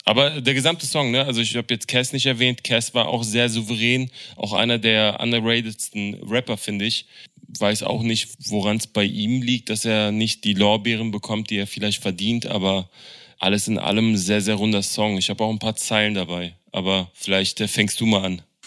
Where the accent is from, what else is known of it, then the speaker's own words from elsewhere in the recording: Berlin, Germany; als Berliner